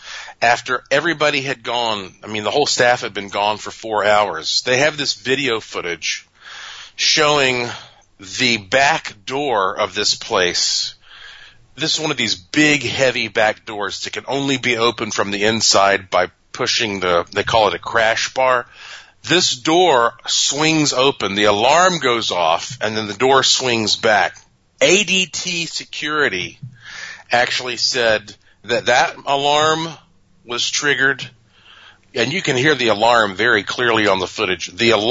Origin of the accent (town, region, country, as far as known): North Carolina, United States